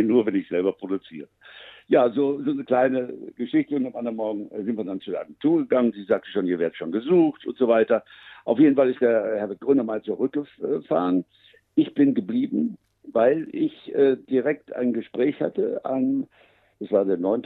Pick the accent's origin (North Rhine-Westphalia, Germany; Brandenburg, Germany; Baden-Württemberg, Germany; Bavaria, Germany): North Rhine-Westphalia, Germany; Münster; moved away as an adult; also born or lived in Luxembourg; das Gebiet, wo ich groß geworden bin in Münster-Westfalen